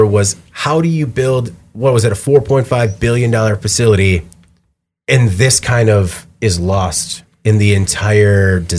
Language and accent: English; Burlington, Wisconsin, United States; Growing up in Chocolate City, USA, knowing that like growing up with a childhood filled with the scent of chocolate wafting through the city